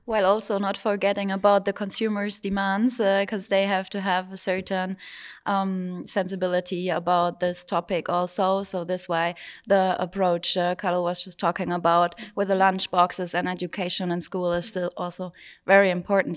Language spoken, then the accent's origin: English; Germany; from Germany